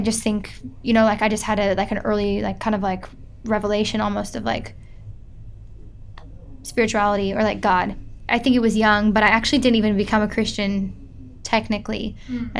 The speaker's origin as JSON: {"language": "English", "town": "Kansas City", "region": "Missouri", "country": "United States", "tie": "born or raised there", "also_born_or_lived": "Cleveland, Ohio", "moved": "as an adult", "lives_now": "Australia", "said": "I was born in Cleveland, Ohio, but I was raised in Kansas City, Missouri"}